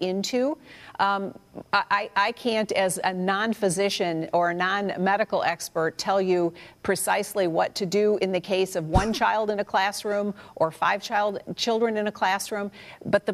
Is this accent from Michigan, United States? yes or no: yes; Michigan, United States; school in the city of Detroit in my home state